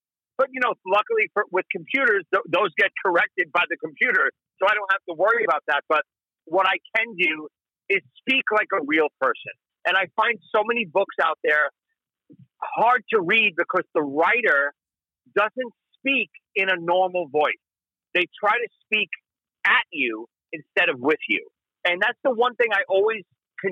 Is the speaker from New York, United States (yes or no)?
yes; New York City, New York, United States; I'm a guy from Brooklyn